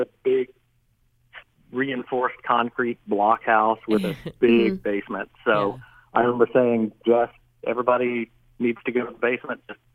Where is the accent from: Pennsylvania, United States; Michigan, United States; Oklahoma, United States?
Oklahoma, United States; I'm from Oklahoma and it's just a good place to be